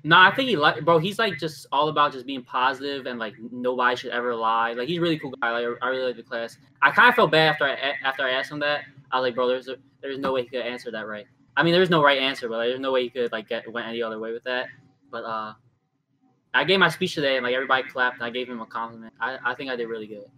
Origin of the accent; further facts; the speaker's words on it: Baltimore, Maryland, United States; we're from Baltimore